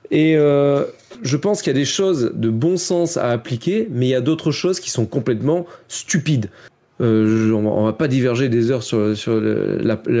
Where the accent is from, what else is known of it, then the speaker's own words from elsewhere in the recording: France; je râle beaucoup, je suis français, etc.